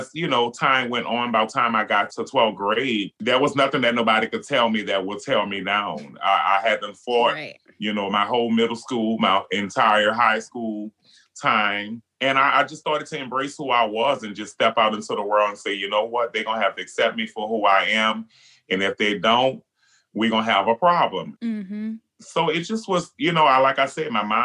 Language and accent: English; New Orleans, Louisiana, United States; being Black and being gay and growing up in New Orleans